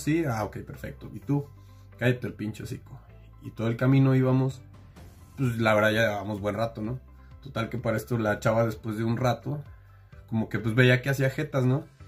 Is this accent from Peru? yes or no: no; Mexico; como buen mexicano